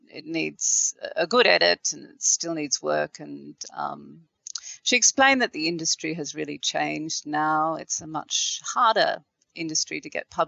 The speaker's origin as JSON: {"language": "English", "country": "Australia", "said": "as an Australian of Irish descent. But, you know, my family has been here for quite a few generations"}